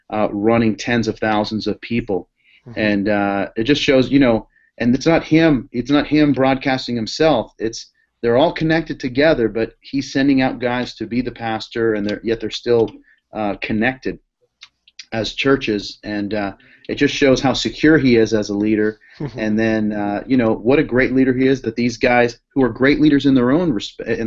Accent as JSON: {"language": "English", "town": "Boston", "region": "Massachusetts", "country": "United States", "said": "I'm from Boston, so watching the Red Sox is a big thing, and it's been a great year."}